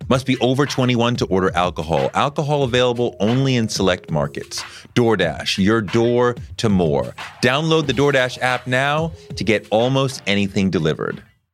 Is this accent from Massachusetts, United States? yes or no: no; New York, United States; I mean, Cube getting with the Bomb Squad was important for me as a New Yorker.